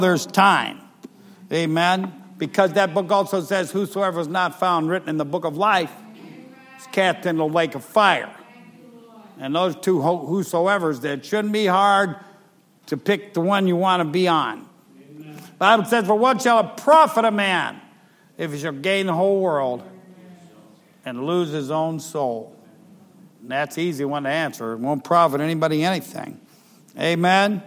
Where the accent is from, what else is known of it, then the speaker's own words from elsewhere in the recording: Ohio, United States; moved away; I'm from Ohio